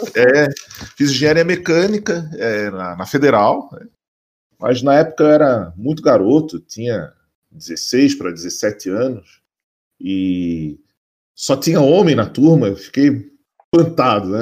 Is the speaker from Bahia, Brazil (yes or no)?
no; Florianópolis, Santa Catarina, Brazil; eu sou nascido, criado em Floripa